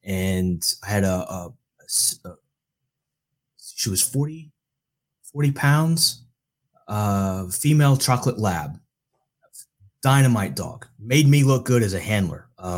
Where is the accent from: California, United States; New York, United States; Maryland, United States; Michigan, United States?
Maryland, United States; Baltimore; also born or lived in Florida; I went to high school in Baltimore. I was born in Florida and we moved around quite a bit.